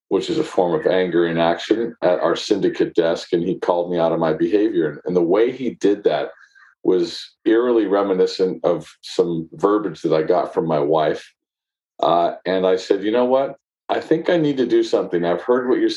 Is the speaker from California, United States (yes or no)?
yes; San Francisco, California, United States; I grew up in San Francisco